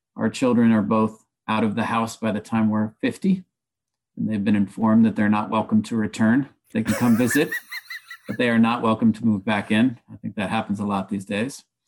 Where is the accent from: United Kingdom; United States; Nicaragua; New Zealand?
Nicaragua; moved away; also born or lived in upstate New York; I've certainly tried to invest in my hometown of Nicaragua